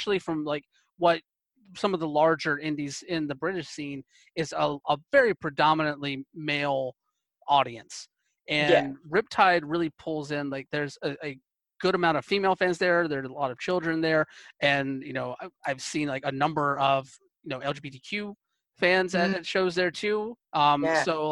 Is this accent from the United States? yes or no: yes; the South, United States; now in Portland, United States; where I grew up in the South